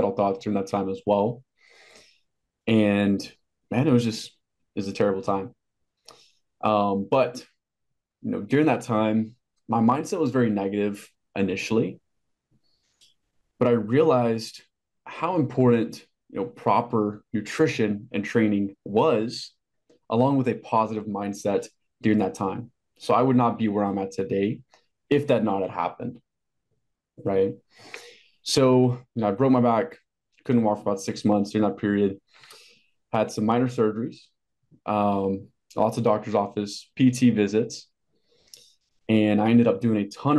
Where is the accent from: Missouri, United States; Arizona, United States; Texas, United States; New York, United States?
Texas, United States; Amarillo; I grew up in Amarillo, Texas, a very small Texas town